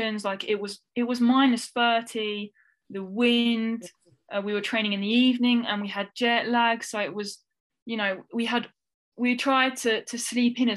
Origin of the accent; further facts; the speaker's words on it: France; We grew up in France